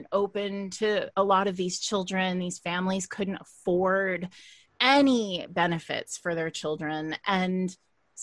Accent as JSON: {"language": "English", "country": "United States", "said": "I'm an American"}